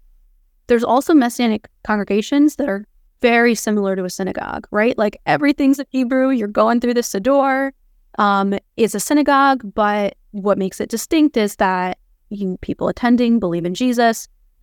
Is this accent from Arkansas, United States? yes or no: no; New York City, New York, United States; So I'm from New York City. My parents are both from, you know, the New York City area. My mom grew up in a Jewish family.